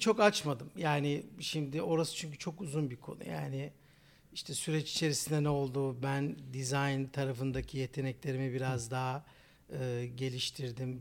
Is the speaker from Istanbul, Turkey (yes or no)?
yes; Istanbul, Turkey; 1987 İstanbul doğumluyum